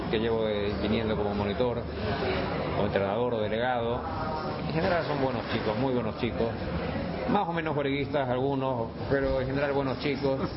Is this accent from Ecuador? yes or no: yes; Ecuador; now in Andalusia, Spain; estoy a gusto en Andalucía y no, soy ecuatoriano de pura cepa, sí.